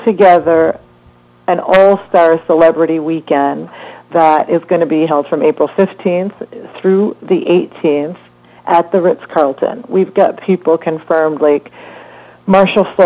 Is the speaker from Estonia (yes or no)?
no; Jamaica; moved away; I'm originally from Jamaica